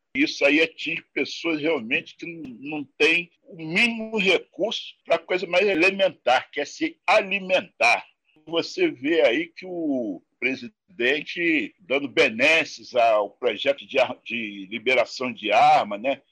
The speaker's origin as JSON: {"language": "Portuguese", "region": "Rio de Janeiro", "country": "Brazil", "tie": "born or raised there", "said": "E eu nasci na Rocinha, nasci nesse endereço aí"}